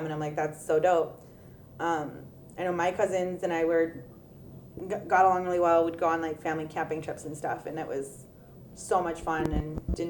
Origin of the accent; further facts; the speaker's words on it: California, United States; moved away; if I were back in California